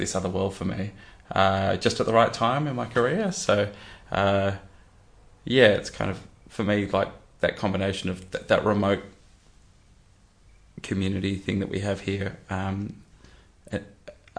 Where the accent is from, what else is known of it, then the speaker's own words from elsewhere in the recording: Rockingham, Western Australia, Australia; also born or lived in Adelaide; I grew up in Rockingham, so I had a really kind of, I guess most of my childhood memories were kind of like riding bikes around the neighborhood